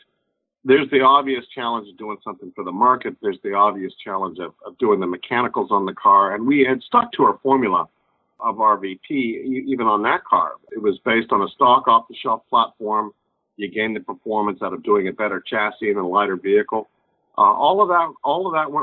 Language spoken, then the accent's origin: English; West Virginia, United States; growing up in West Virginia